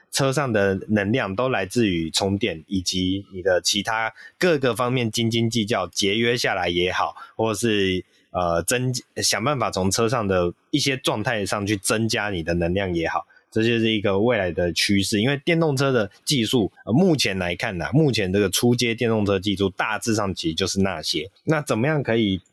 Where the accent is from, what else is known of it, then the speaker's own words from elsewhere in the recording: Taiwan; 我们台湾人